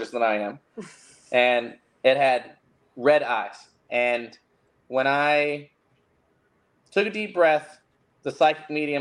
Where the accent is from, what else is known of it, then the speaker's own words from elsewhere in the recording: Fredericksburg, Virginia, United States; moved away; I'm originally from Fredericksburg, Virginia, Spotsylvania.